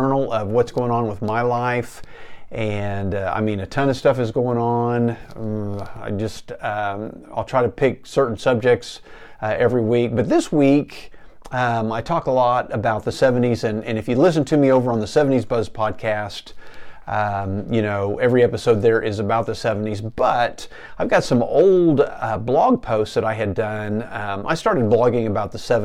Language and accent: English; Enid, Oklahoma, United States; living the American dream here in small town Enid, Oklahoma